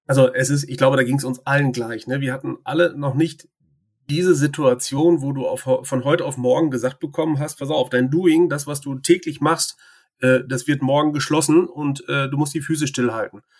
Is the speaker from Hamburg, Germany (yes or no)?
no; Bielefeld, North Rhine-Westphalia, Germany; In Schildische zur Welt gekommen, in Schildische getauft, konfirmiert, verheiratet. Alles an unserem Mikrostandort hier.